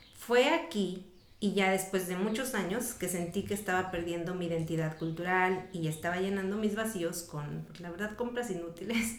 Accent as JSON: {"language": "Spanish", "country": "Mexico", "moved": "yes", "lives_now": "United States", "said": "yo vengo de México"}